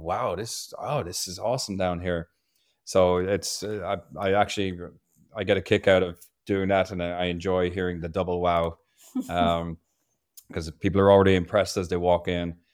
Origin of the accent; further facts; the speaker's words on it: Ireland; now in Maryland, United States; I was born and raised in a pub in Ireland